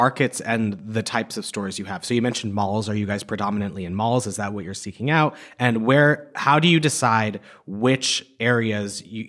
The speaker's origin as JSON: {"language": "English", "region": "Massachusetts", "country": "United States", "said": "I'm from Massachusetts."}